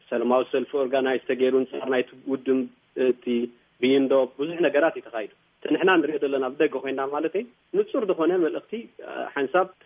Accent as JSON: {"language": "Tigrinya", "country": "Eritrea", "said": "ኣነ ከም ናይ ህዝቢ መጠን ከም ኤርትራዊ"}